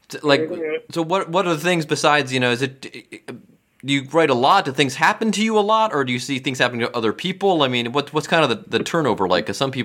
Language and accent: English; Cleveland, Ohio, United States; now in Cincinnati, United States; Because I'm from Cleveland.